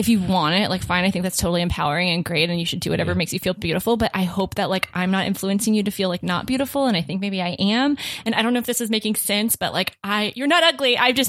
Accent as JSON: {"language": "English", "region": "Florida", "country": "United States", "said": "Dade County."}